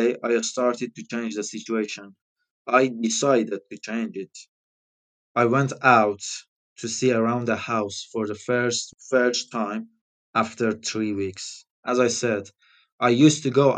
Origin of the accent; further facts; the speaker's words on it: Iran; English is a second language; now in United Kingdom; I'm from Iran